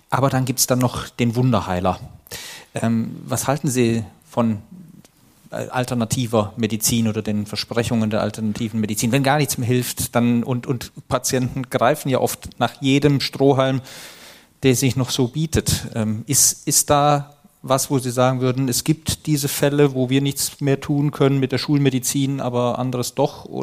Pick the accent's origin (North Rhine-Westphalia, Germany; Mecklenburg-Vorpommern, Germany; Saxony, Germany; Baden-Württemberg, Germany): North Rhine-Westphalia, Germany; Cologne; Da ist man natürlich als Kölner gleich mit stolz.